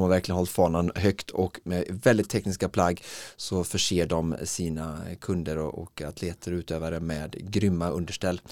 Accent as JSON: {"language": "Swedish", "town": "Alingsås", "region": "Västra Götaland", "country": "Sweden", "tie": "born or raised there", "said": "när jag spelade fotboll i Holmalund eh, som barn hemma i Alingsås"}